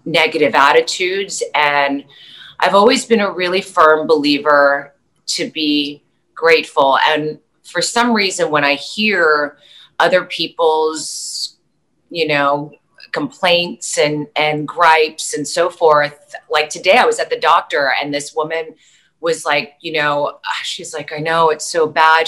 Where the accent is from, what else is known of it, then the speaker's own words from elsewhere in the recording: New York City, New York, United States; moved away; also born or lived in Las Vegas; I grew up in New York City